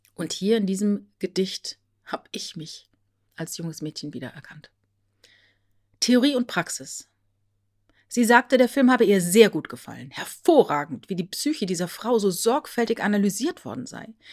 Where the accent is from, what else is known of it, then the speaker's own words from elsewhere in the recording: Rhineland-Palatinate, Germany; Als Teenager in der Südpfalz groß geworden, kaufte ich in der ortsansässigen Buchhandlung in Bad Bergzabern